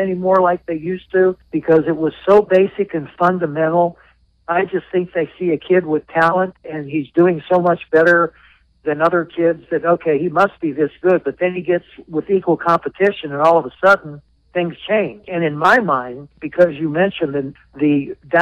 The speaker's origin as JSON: {"language": "English", "region": "Southern California", "country": "United States", "tie": "born or raised there", "also_born_or_lived": "Pittsburgh area", "moved": "yes", "lives_now": "Jacksonville, United States", "said": "I grew up in Southern California"}